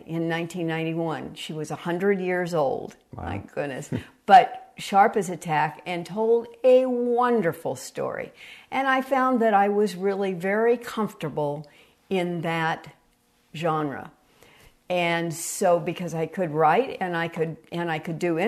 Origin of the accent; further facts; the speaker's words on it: San Francisco Bay Area, California, United States; now in Tucson, United States; I'm from the San Francisco Bay Area, and I grew up on pure oral history